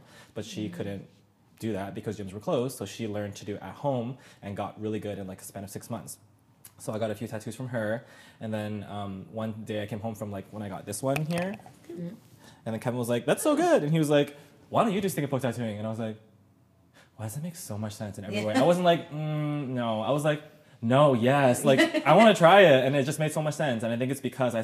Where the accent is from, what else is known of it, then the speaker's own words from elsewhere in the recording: Ancaster, Ontario, Canada; I grew up in Ancaster